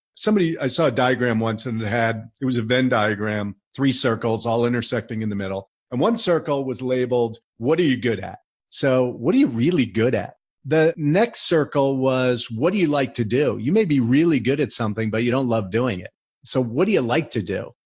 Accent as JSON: {"language": "English", "region": "New Jersey", "country": "United States", "tie": "born or raised there", "also_born_or_lived": "College Park, Maryland", "said": "I grew up in New Jersey"}